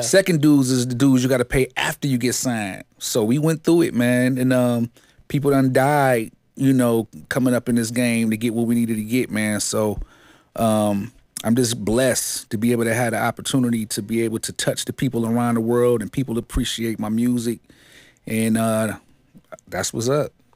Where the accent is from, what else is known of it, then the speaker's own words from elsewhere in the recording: Detroit, Michigan, United States; I grew up, uh, west side of Seven Mile, man. Uh, Seven Mile and Living Noise is my stumping grounds. Detroit, Michigan